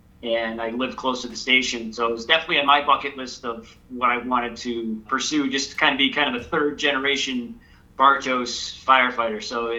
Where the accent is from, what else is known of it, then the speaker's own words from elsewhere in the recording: Massachusetts, United States; moved away as an adult; now in Pennsylvania, United States; so I grew up in Massachusetts, and both my father and my grandfather, my dad's father, were both career firefighters.